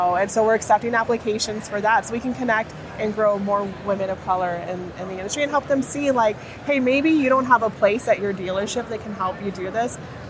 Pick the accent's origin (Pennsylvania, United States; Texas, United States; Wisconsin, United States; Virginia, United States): Texas, United States; South; a general manager in South Texas that I, from my hometown